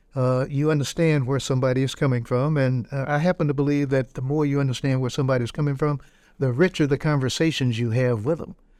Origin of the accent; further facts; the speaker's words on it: Robeson County, North Carolina, United States; I grew up in Robertson County